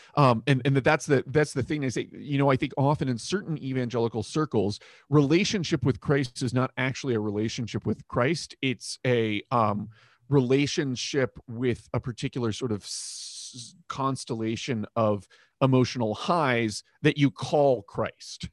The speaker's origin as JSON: {"language": "English", "region": "Florida", "country": "United States", "tie": "born or raised there", "said": "I grew up in Florida"}